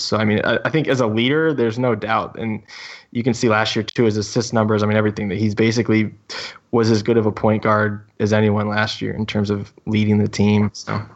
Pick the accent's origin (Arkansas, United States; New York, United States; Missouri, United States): Missouri, United States; St. Louis; moved away; also born or lived in West Coast; I grew up in the Midwest, uh, Saint Louis, and then I moved to the West Coast, and I don't ever plan on going back